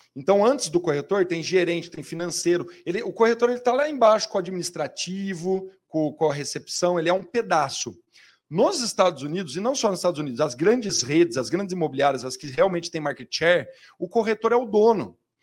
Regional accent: São Paulo, Brazil; eu sou da Zona Leste de São Paulo

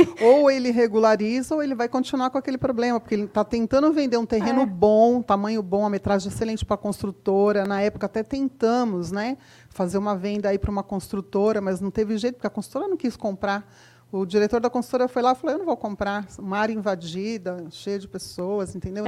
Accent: Osasco, São Paulo, Brazil; eu sou da região de Osasco

